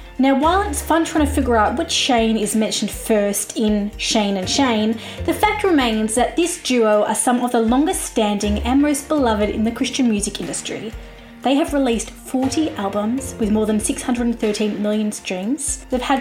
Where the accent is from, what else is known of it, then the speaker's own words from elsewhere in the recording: Australia; I'm an Australian music journalist